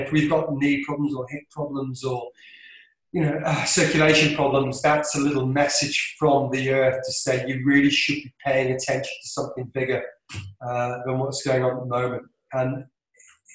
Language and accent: English; Isle of Man; accent: London Isle of Man accent; I'm from the Isle of Man